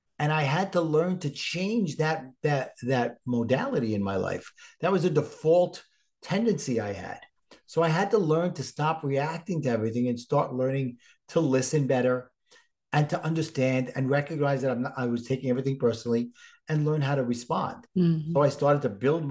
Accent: New York City, New York, United States; accent: Brooklyn; my Brooklyn accent

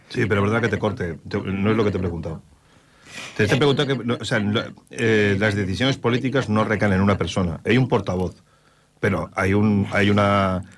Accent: Spain; nosotros como españoles

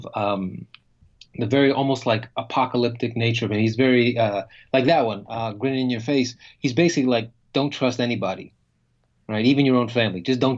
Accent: United States; American writer, a writer from the U.S.

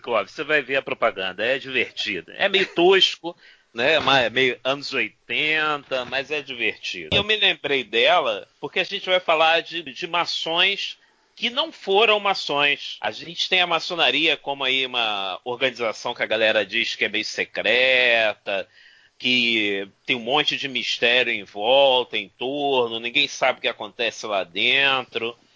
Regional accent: Brazil; como bom brasileiro, bons latinos

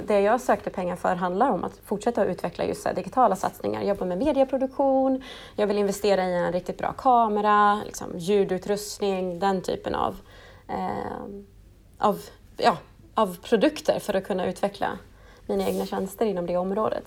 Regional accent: Stockholm, Stockholm County, Sweden; moved away as an adult; also born or lived in Piteå / Luleå; now in Norrbotten, Sweden; jag är ju ursprungligen från Stockholm och flyttade till eh, Luleå, eh, Piteå faktiskt först för att studera radiojournalistik på LTU för 11

